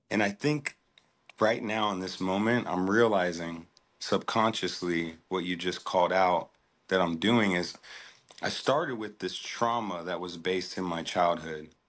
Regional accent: Des Moines, Iowa, United States; I'm from, born and raised in Des Moines, Iowa.

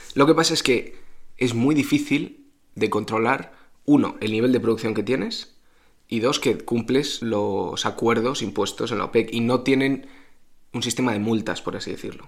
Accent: Spain

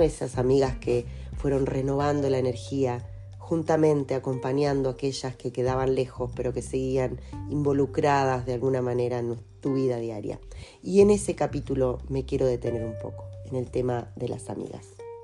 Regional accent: Lobos, Buenos Aires Province, Argentina; moved away as an adult; also born or lived in Temuco; en Lobos quedó mi mundo de niña, de adolescente, en Buenos Aires quedó mi mundo de profesional

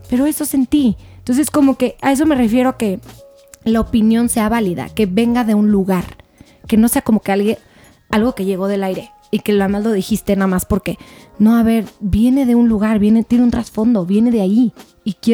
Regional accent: Mexico; Soy mamá, soy hija, soy hermana, soy ciudadana, soy mexicana.

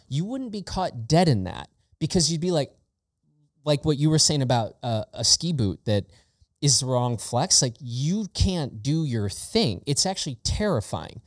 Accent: Chicago, Illinois, United States; I grew up in Chicago, in the Chicago area

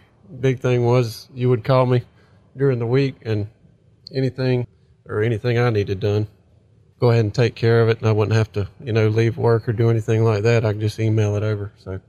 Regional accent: Climax, Georgia, United States; also born or lived in Atlanta, Georgia; now in Whigham, United States; I'm 28. I'm from Climax, Georgia.

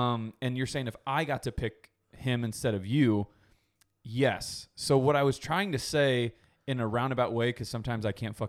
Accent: Boston, Massachusetts, United States; I'm from Boston.

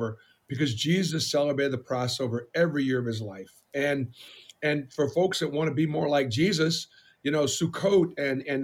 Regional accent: Boston, Massachusetts, United States; moved away; growing up in Boston was very difficult

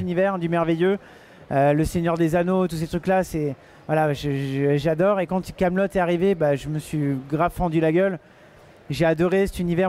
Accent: Château-Thierry, Hauts-de-France, France; je viens de Château-Thierry, je vis dans un petit village et j'ai grandi là-dedans.

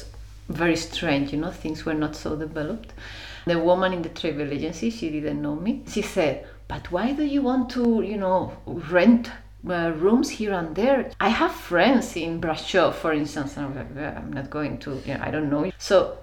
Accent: Spain; moved away as an adult; also born or lived in Germany / Barcelona, Spain / London, United Kingdom / Tokyo, Japan; now in Iceland; My family is Spanish, but they were living in Germany, my parents, for 6 years, my mother, 10, my father. They immigrated and then they have a job, and then after some time they went back to Spain

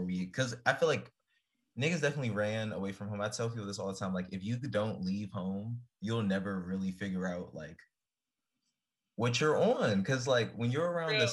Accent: Prince George's County, Maryland, United States; moved away; also born or lived in Chicago; I'm from PG specifically

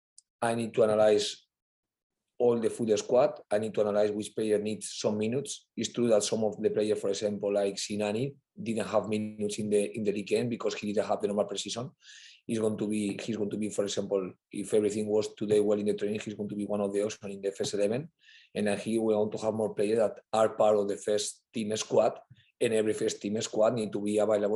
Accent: Valencia, Valencian Community, Spain; English is a second language; moved away as an adult; now in England; I'm from Valencia

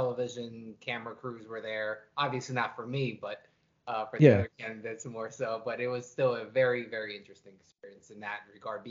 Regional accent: Moldova; now in Pennsylvania, United States; I'm originally from the former Communist Republic of Moldova, which is that little country between Ukraine and Romania.

